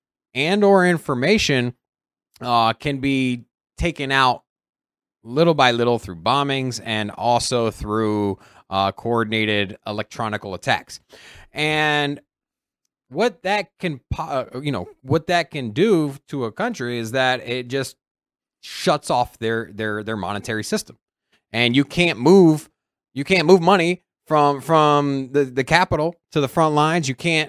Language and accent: English; Virginia, United States; I am from Virginia.